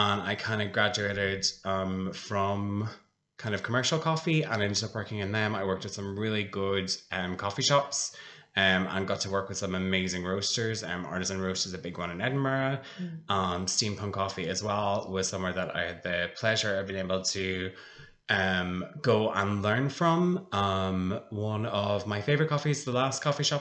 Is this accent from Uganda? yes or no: no; Blackrock, Ireland; also born or lived in United Kingdom; I'm a local. I grew up in Black Rock